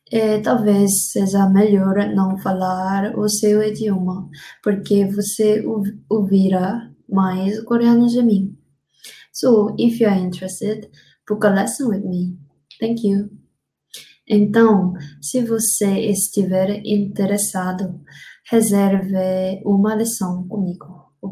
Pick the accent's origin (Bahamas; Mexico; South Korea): South Korea; English is a second language; moved away as an adult; also born or lived in Africa / United States; now in Brazil; I learned English as mandatory in school in Korea, but I could never speak well.